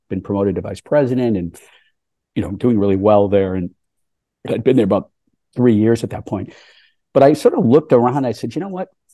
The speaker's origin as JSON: {"language": "English", "town": "Boston", "region": "Massachusetts", "country": "United States", "tie": "born or raised there", "said": "I grew up on the East Coast in the Boston area"}